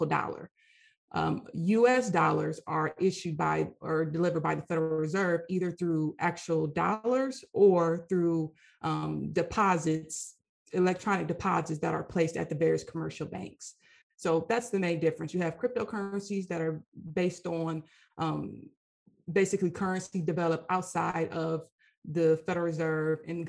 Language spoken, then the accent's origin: English; Michigan, United States; moved away as an adult; now in Washington, D.C., United States; I'm originally from Michigan, and I went to University of Michigan